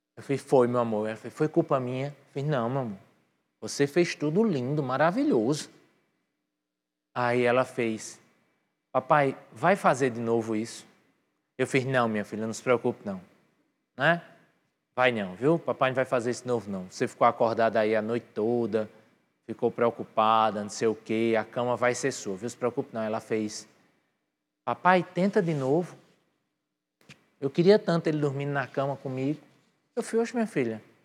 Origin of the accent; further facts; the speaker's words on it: Patos, Paraíba, Brazil; also born or lived in New York; now in João Pessoa, Brazil; eu geneticamente eu sou de Nova York, mas eu culturalmente fui criado em Patos